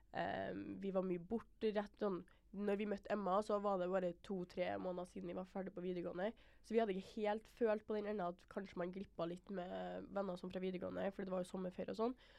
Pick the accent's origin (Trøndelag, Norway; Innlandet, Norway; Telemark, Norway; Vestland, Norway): Trøndelag, Norway; Trondheim; moved away as an adult; now in Oslo, Norway; meg og Idun er født og oppvokst i Trondheim